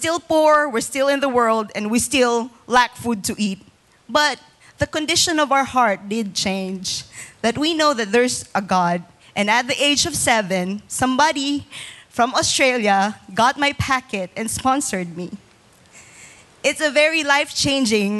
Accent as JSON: {"language": "English", "town": "Bacolod", "region": "Negros Occidental", "country": "Philippines", "tie": "born or raised there", "moved": "yes", "said": "I'm a full-blooded Filipina, 100%, and I was born in Bacolod City"}